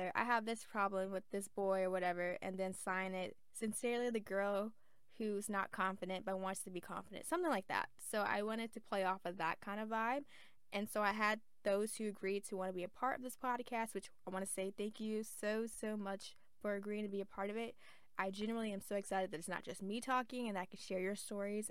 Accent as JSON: {"language": "English", "region": "the South", "country": "United States", "said": "I'm from the South"}